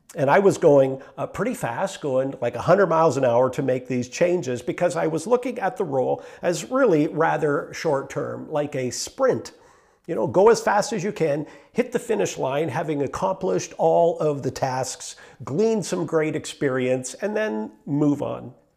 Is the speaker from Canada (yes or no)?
yes; Meaford, Ontario, Canada; also born or lived in Mount Forest; I was born in Meaford and, uh, raised there